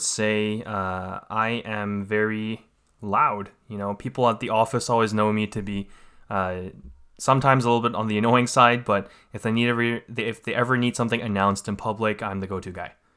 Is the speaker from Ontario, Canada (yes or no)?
no; Vancouver, British Columbia, Canada; I was born and raised here in Canada. uh, part of the Greater Vancouver area